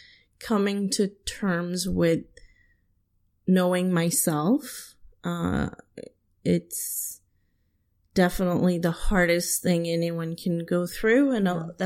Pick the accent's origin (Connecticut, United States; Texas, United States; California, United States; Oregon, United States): California, United States; San Diego; now in Washington, D.C., United States; And I say, California. And they say, oh, where are you specifically from? And I say, oh, San Diego.